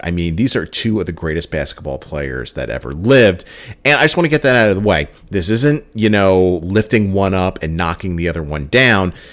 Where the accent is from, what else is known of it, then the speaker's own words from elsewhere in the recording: New Jersey, United States; growing up in New Jersey, well, still residing in New Jersey